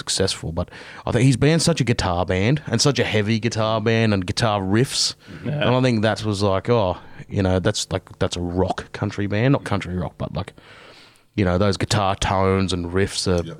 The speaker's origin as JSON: {"language": "English", "country": "Australia", "said": "I'm very Australian"}